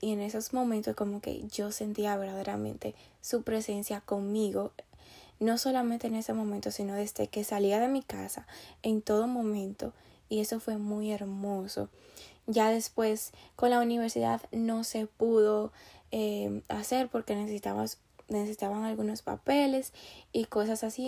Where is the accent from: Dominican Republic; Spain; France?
Dominican Republic; also born or lived in New York, United States; now in Pennsylvania, United States; yo soy de República Dominicana